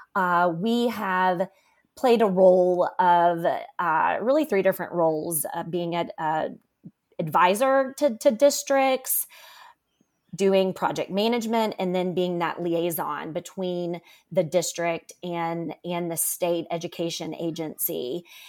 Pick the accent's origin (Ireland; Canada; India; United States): United States; Memphis, Tennessee; I currently live in, in my hometown where I grew up, which is Memphis, Tennessee